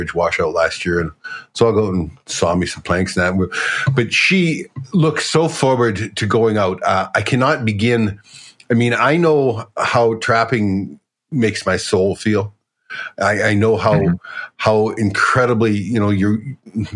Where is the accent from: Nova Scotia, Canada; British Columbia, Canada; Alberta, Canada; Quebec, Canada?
Alberta, Canada; I'm from Alberta